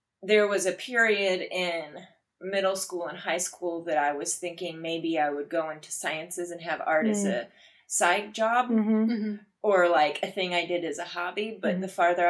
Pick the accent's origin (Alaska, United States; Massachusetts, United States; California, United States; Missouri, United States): Missouri, United States; moved away as an adult; also born or lived in Wichita, Kansas / Houston, Texas; now in Michigan, United States; I grew up in Missouri. I lived most of my younger years near Kansas City